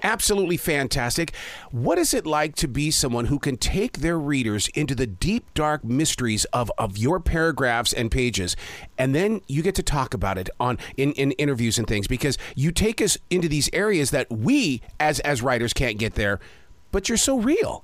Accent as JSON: {"language": "English", "region": "Montana", "country": "United States", "tie": "born or raised there", "said": "I grew up in Montana"}